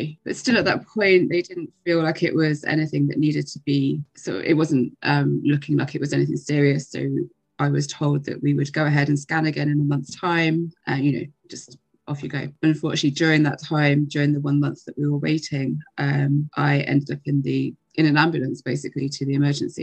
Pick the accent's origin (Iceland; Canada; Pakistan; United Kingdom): United Kingdom; England; now in Ireland; I live in Ireland. I'm originally from England